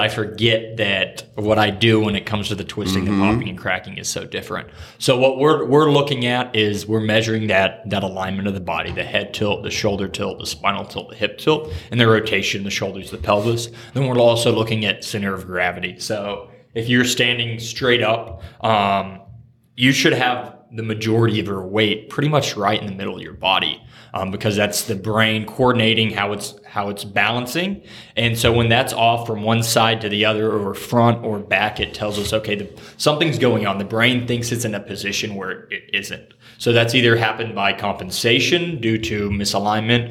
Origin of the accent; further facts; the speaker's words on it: Oklahoma, United States; moved away as an adult; also born or lived in Dallas, Texas; now in Upper Arlington, United States; I'm originally from Oklahoma. I grew up in a small town of about 2,000 people in Oklahoma